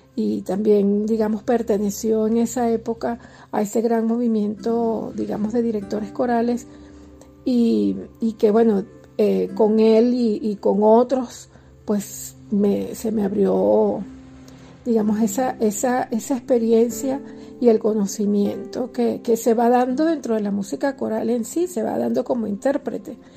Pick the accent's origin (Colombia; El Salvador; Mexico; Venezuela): Venezuela; Los Teques, Miranda; mi zona de confort, que era mi, núcleo en los teques, mi pueblo